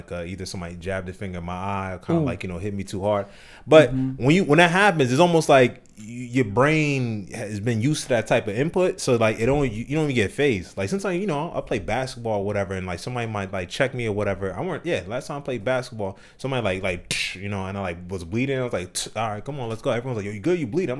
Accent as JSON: {"language": "English", "town": "Ewing", "region": "New Jersey", "country": "United States", "tie": "born or raised there", "said": "Yeah, so I grew up in Jersey, in New Jersey. So the area where I was in, it's called Ewing, and it's like basically in Trenton, New Jersey."}